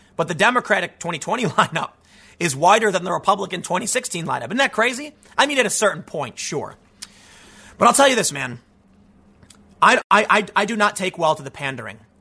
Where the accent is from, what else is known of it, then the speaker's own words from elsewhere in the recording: Chicago, Illinois, United States; growing up on the South Side of Chicago